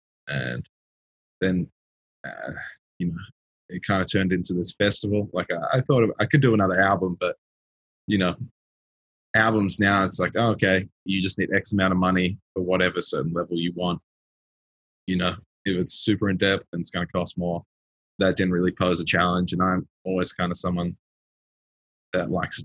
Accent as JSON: {"language": "English", "town": "Sydney", "region": "New South Wales", "country": "Australia", "tie": "born or raised there", "also_born_or_lived": "Melbourne", "said": "I grew up in Sydney and then moved to Melbourne."}